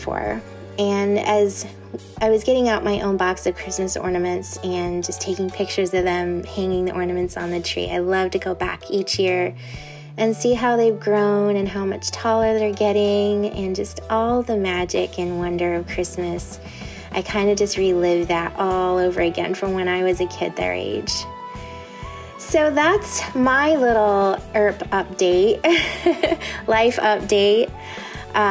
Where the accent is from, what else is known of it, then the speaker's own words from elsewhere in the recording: Indiana, United States; growing up in Indiana